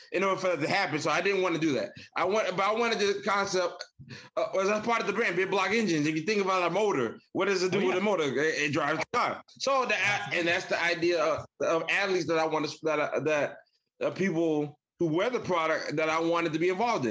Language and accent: English; Michigan, United States; I was raised in Michigan, even though I'm not from Michigan originally, but I was raised in Michigan